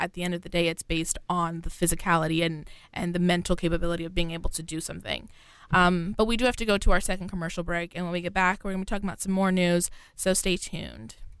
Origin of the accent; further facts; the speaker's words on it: New York, United States; I'm from New York specifically